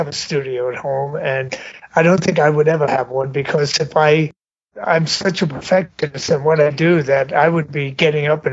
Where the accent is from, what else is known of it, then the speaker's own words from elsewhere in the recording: New York City, New York, United States; I grew up in Brooklyn, New York